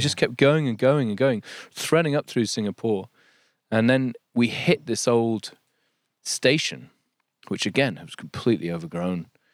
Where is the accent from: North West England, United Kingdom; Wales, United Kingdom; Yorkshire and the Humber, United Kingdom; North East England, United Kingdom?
Yorkshire and the Humber, United Kingdom; moved away as an adult; also born or lived in London; There's something about this place, there's something about Yorkshire